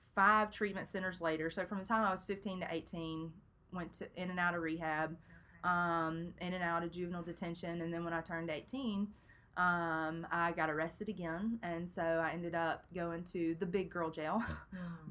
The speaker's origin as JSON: {"language": "English", "town": "Brandon", "region": "Mississippi", "country": "United States", "tie": "born or raised there", "also_born_or_lived": "Memphis, Tennessee", "said": "I grew up in Brandon, Mississippi"}